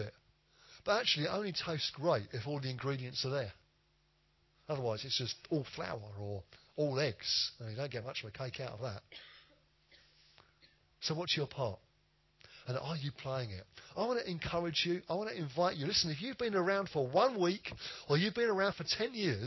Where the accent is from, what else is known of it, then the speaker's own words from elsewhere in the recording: United Kingdom; we're British